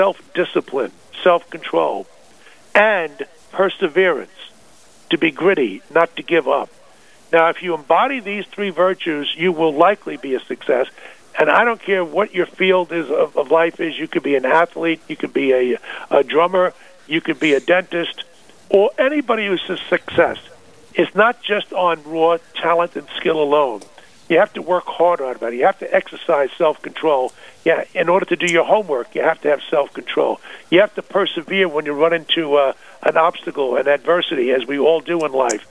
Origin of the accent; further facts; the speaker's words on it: Long Island, New York, United States; also born or lived in Northern California; I was born in New York City and raised there in Long Island